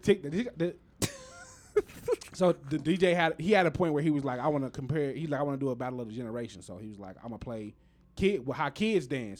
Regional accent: United States; We as Americans

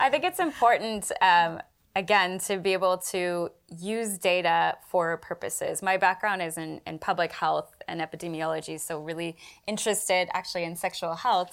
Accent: Canada; now in United Kingdom; myself as a Canadian

